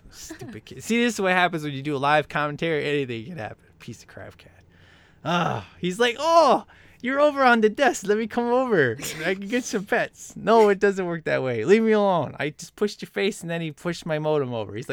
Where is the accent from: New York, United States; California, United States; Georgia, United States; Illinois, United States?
Illinois, United States; Chicago; because as you know, I'm from Chicago.